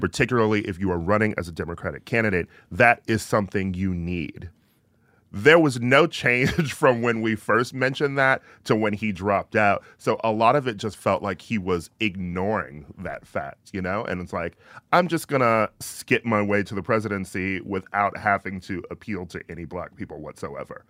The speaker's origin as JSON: {"language": "English", "region": "Midwest", "country": "United States", "said": "I'm from the Midwest."}